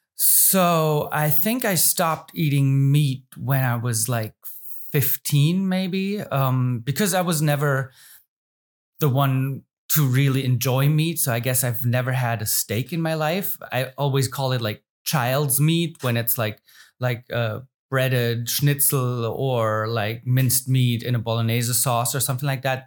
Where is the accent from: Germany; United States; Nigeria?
Germany; I live and born and raised in the Rhein Neckar area